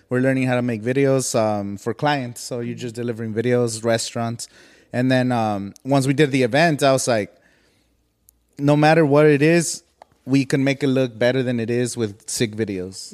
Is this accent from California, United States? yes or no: yes; Coachella Valley, California, United States; I'm from the Coachella Valley